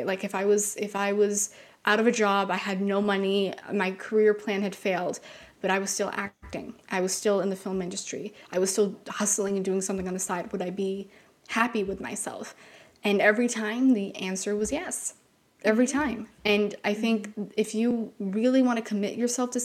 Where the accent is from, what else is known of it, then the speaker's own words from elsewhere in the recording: Canada; we're from Canada